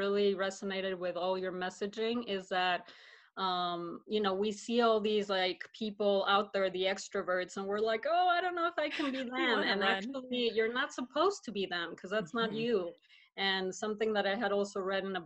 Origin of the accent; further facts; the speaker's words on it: Mexico City, Mexico; now in Colorado, United States; I was born and raised in Mexico City, and I moved to the States 15 years ago